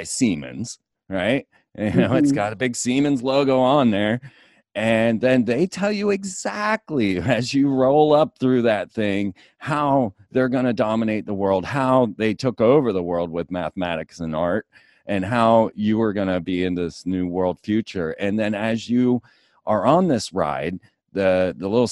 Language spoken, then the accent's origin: English; Orlando, Florida, United States; I grew up in Orlando